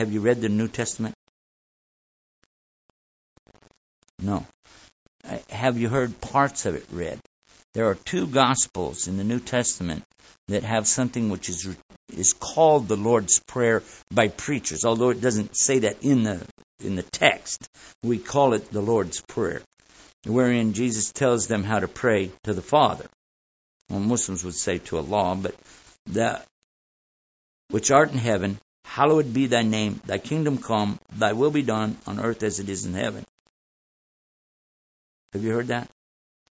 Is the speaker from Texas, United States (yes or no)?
yes; Texas, United States; I'm from Texas